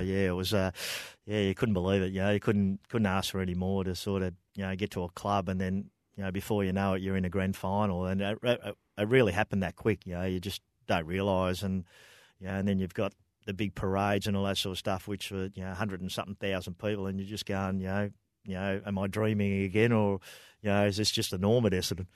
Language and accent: English; Broadford, Victoria, Australia; born and bred in Broadford.